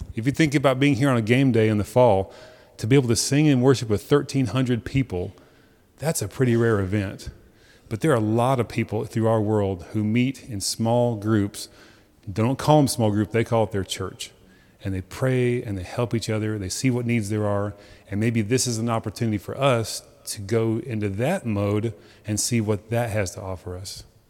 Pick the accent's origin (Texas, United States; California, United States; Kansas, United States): Texas, United States; as American as we are, as Texan as we are